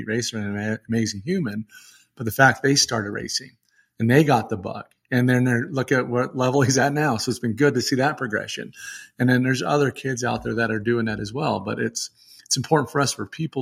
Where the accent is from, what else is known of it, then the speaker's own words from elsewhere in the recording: Utah, United States; we're both from Utah.